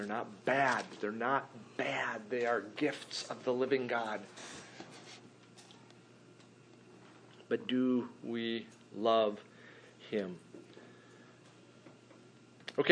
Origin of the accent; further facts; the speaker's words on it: United States; we as American believers